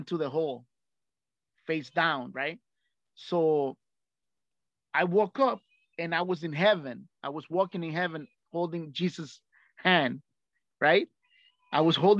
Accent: Nicaragua; English is a second language; moved away; I came from Central America, which is Nicaragua, right? It's a very poor country. So where I lived, it was very poor

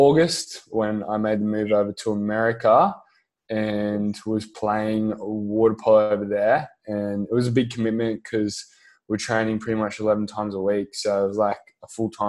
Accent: Gold Coast, Queensland, Australia; now in Byron Bay, Australia; I'm from the Gold Coast. I currently live in Byron Bay

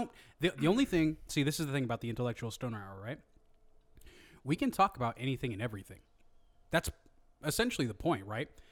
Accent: Hayward, California, United States; I grew up in Hayward

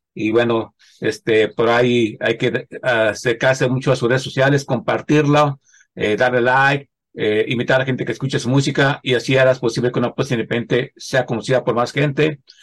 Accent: central Mexico, Mexico; yo bueno, pues del centro de la República Mexicana

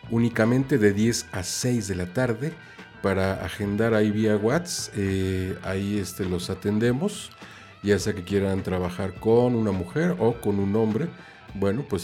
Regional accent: Mexico; now in Ireland; estoy viviendo en Irlanda, pero bueno, soy mexicano

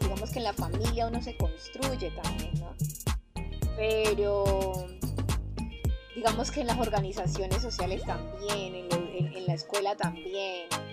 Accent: Buenaventura, Valle del Cauca, Colombia; also born or lived in Cali; yo soy una chica de Buenaventura, nacida aquí, amante de Buenaventura, que por cosas de la vida tuve que estar en otros espacios como en Cali

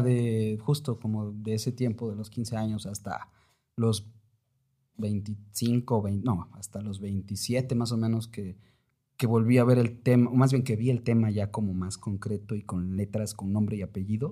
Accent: Oaxaca, Mexico; also born or lived in Mexico City; yo había sido de Oaxaca desde que nací en la Ciudad de México

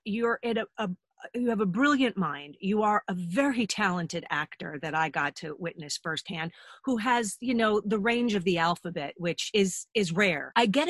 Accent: Huntington, New York, United States; I lived in Huntington Village, you know, when we were growing up.

